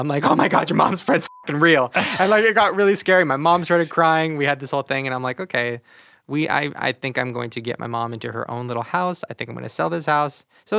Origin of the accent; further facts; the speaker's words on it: Long Beach, California, United States; Long Beach.